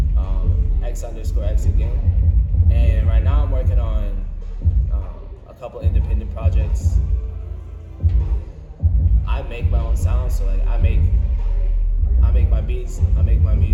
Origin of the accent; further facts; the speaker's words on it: Atlanta, Georgia, United States; I was born in Atlanta